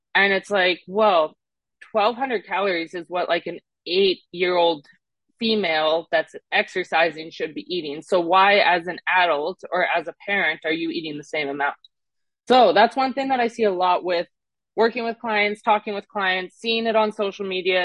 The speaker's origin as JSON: {"language": "English", "country": "Canada", "also_born_or_lived": "Mississippi", "accent": "Canadian", "moved": "yes", "lives_now": "Scottsdale, United States", "said": "I'm originally from Canada"}